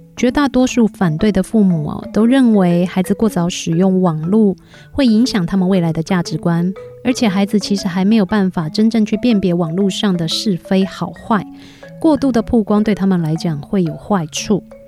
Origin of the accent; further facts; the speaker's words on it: Taiwan; 我们台湾人呐